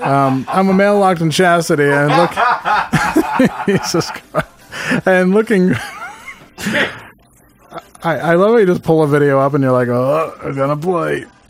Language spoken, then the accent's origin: English; Netherlands; English is a second language; I'm from the Netherlands.